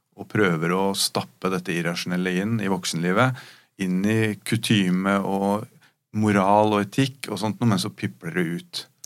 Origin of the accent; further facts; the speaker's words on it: Rykkinn, Akershus, Norway; jeg vokste opp på Rykken